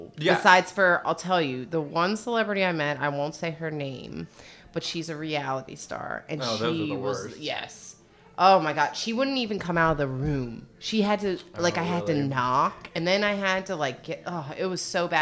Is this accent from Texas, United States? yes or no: no; Maryland, United States; moved away; I'm from Maryland